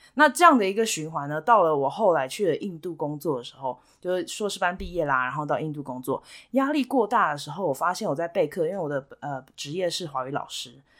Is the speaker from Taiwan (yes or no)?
yes; Kaohsiung, Taiwan; moved away as an adult; also born or lived in India / Hsinchu, Taiwan; now in United States; 我从小是在高雄长大